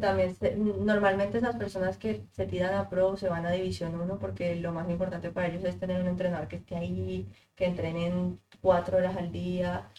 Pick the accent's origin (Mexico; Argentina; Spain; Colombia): Colombia; moved away as an adult; now in United States; me encantaría volver a Colombia